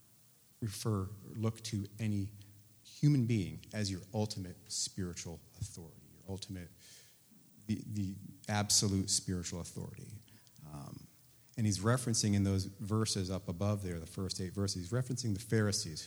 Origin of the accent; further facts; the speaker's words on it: Hartford, Connecticut, United States; I'm from Hartford, Connecticut.